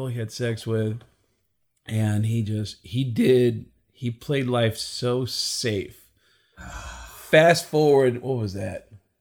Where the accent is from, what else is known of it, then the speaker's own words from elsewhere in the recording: Tucson, Arizona, United States; also born or lived in New York; I'm originally from New York, but all my formative years were here in Tucson.